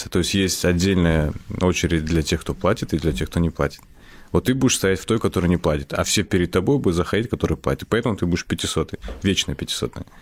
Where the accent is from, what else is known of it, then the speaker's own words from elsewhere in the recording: Kazakhstan; born there; Я родился в Казахстане, все.